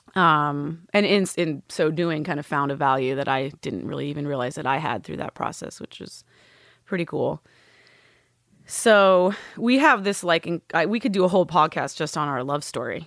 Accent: Northern California, United States; I was born in Southern California, grew up in Northern California

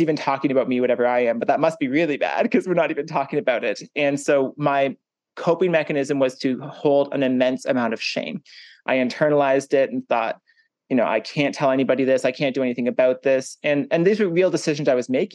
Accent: Hanover, Ontario, Canada; also born or lived in Toronto, Ontario; I grew up in a small farming town in Ontario in Canada. It's called Hanover and it has 7,000 people

